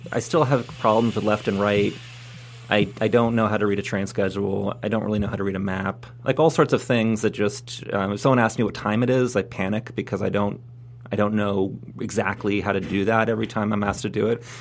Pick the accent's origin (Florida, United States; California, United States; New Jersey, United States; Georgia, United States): New Jersey, United States; also born or lived in New York City; I grew up in New Jersey. I was born in New York City.